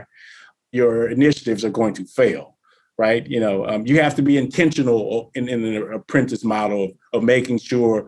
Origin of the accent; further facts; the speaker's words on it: the South, United States; I'm from the South